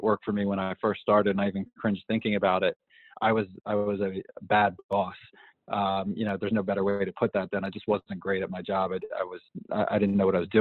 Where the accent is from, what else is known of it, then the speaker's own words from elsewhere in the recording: East Coast, United States; moved away as an adult; now in Southern California, United States; I grew up on the East Coast